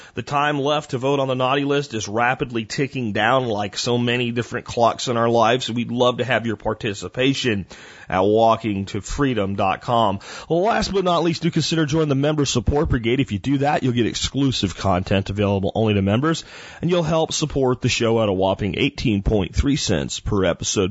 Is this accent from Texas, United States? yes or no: yes; near Arlington, Texas, United States; Arlington Convention Center right here near my hometown